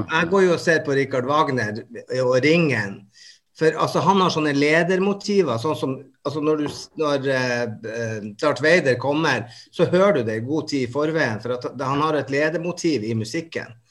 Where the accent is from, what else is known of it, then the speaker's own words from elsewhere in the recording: Bodø, Nordland, Norway; jeg kommer fra Bodø